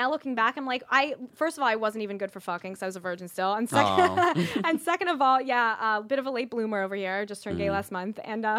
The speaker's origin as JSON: {"language": "English", "town": "Philadelphia", "region": "Pennsylvania", "country": "United States", "said": "Philly, but the suburbs, like"}